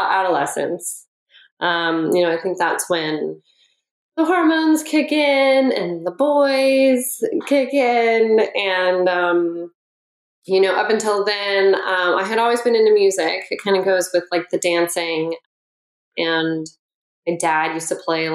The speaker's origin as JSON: {"language": "English", "town": "Oakland", "region": "California", "country": "United States", "tie": "born or raised there", "said": "I grew up in Oakland, and I had two older brothers"}